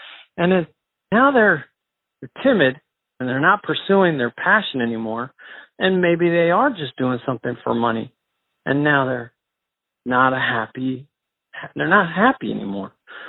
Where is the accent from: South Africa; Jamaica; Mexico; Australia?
Mexico; born there; And I was born in Mexico, and I just thought I would take a DNA test